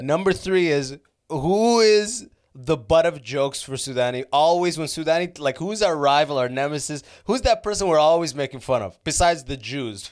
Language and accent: English; Canada; I was from Canada